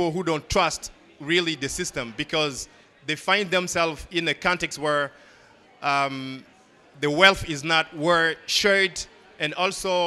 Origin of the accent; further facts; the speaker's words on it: Mali; now in Bamako, Mali; Growing up in Mali, one of the poorest countries in Africa and in the world, of course, and rural area